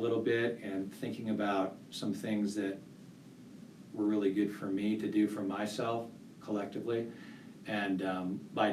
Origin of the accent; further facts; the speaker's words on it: Santa Barbara County, California, United States; moved away as an adult; also born or lived in Santa Cruz, California; now in Colorado Springs, United States; I grew up in Santa Barbara County